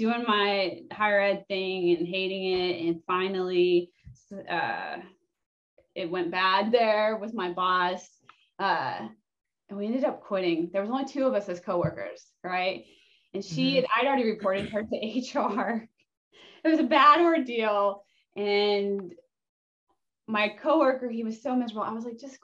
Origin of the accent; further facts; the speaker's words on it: Oklahoma, United States; moved away as an adult; also born or lived in Oregon / Colorado; I'm born and raised in Oklahoma